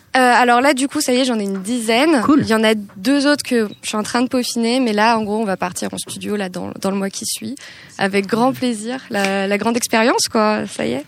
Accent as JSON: {"language": "French", "area": "Hauts-de-Seine", "region": "Île-de-France", "country": "France", "tie": "born or raised there", "said": "moi j'ai grandi en ile de france dans le 92"}